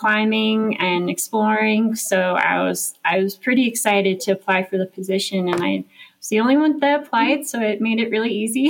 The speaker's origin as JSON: {"language": "English", "town": "Golden", "region": "Colorado", "country": "United States", "tie": "born or raised there", "also_born_or_lived": "Santa Cruz, California / Europe", "moved": "as an adult", "lives_now": "Mammoth Lakes, United States", "said": "I'm from Golden, Colorado. Born and raised there"}